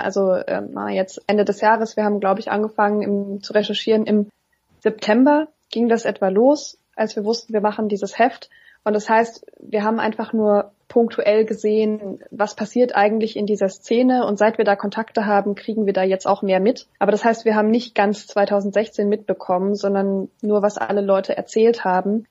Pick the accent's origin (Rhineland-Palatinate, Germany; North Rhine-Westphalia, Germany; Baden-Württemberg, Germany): Baden-Württemberg, Germany; Bruchsal; now in Berlin, Germany; Ich bin in Bruchsal geboren, also so bei Karlsruhe